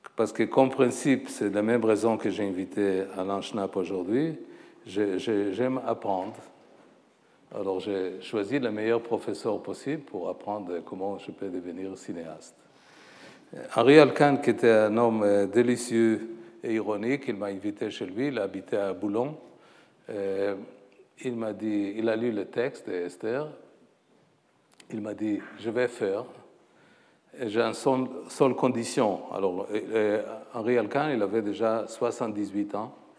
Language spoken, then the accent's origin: French; Haifa, Haifa District, Israel; moved away as an adult; also born or lived in Paris, France; ma ville natale, Haïfa